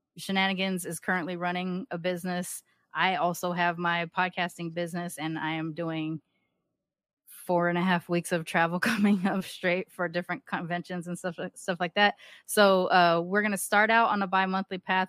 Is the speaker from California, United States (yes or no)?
yes; Southern California, United States; moved away as an adult; now in Texas, United States; I grew up in Southern California